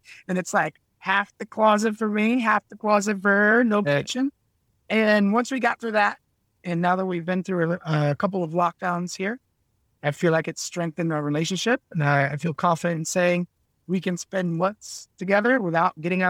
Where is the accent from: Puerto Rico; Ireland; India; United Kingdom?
United Kingdom; Scotland; I was, you know, as the Scottish, I was very cheap.